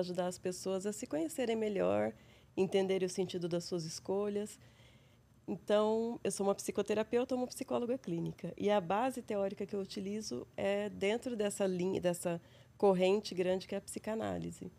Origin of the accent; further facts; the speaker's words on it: São José do Rio Preto, São Paulo, Brazil; accent: interior; moved away as an adult; also born or lived in Londrina / Austin, Texas; now in São Paulo, Brazil; Eu sou do interior, como meu sotaque demonstra. sou de São José do Rio Preto, interior de São Paulo.